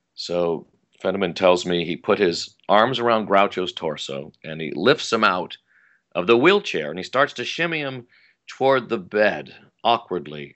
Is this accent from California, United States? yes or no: yes; Sierra Madre, California, United States; I grew up in Los, in Los Angeles County, in the Pasadena area, and like I mentioned, Sierra Madre